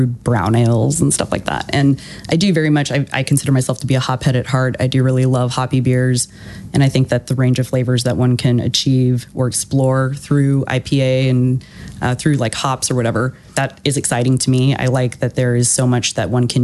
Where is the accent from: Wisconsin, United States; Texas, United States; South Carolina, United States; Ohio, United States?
Texas, United States; Houston; moved away as an adult; also born or lived in Austin, Texas; I was born and raised in Houston and then lived in Austin